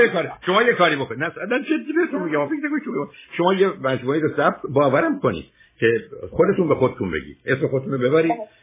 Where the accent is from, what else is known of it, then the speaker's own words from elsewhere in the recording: Iran; now in United States; ما ها که در ایران بزرگ شدیم وقتی اومدیم امریکا و زبان انگلیسی رو امریکا یاد گرفتیم